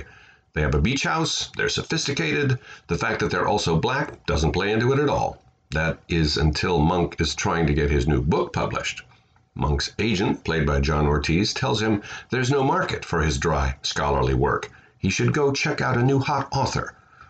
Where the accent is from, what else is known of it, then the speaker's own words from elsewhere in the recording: Midwest, United States; I grew up in the Midwest in the 50s